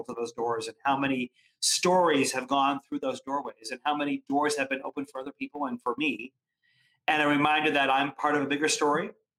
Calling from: Connecticut, United States; I am actually coming from just outside New York City in suburban Connecticut.

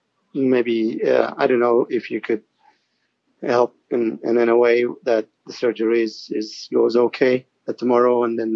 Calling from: Toronto, Ontario, Canada; I'm calling from Toronto in Canada.

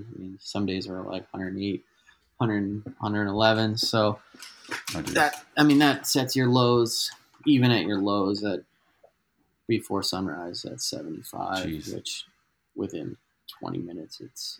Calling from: Albuquerque, New Mexico, United States; So I'm calling in from Albuquerque, New Mexico, which is like north central New Mexico.

